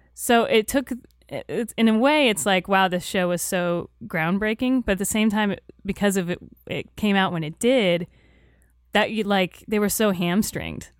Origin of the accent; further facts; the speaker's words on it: Tampa, Florida, United States; I grew up in Tampa, Florida